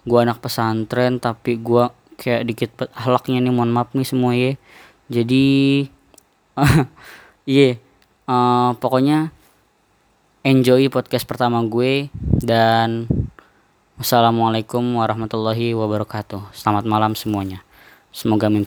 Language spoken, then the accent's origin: Indonesian; Depok, West Java, Indonesia; born there; untuk keluarga gue gue lahir di Depok kakak gue lahir di Bogor adik gue lahir di Bekasi ayah gue lahir di Lampung mama gue lahir di Jakarta